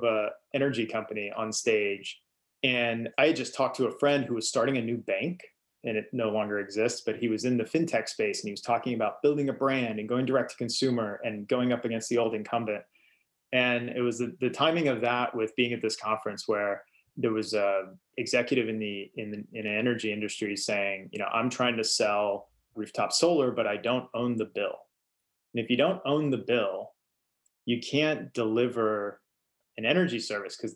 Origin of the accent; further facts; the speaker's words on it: Eastern Kentucky, United States; moved away; I grew up in Eastern Kentucky, and it is coal country